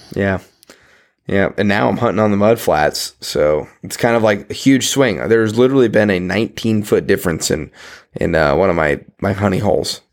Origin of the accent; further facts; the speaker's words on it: Nebraska, United States; I'm from Nebraska